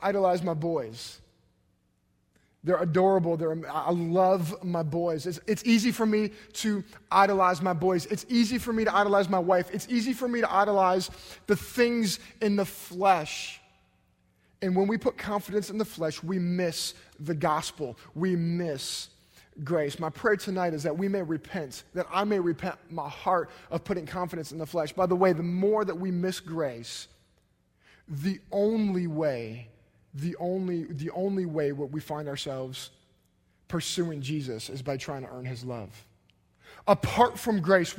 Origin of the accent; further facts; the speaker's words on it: United States; based on the fact that we're American